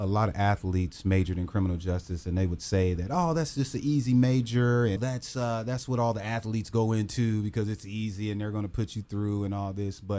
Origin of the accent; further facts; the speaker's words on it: Dayton, Ohio, United States; I grew up all over Dayton. I started out in Dayton. Then we moved out in Jefferson Township.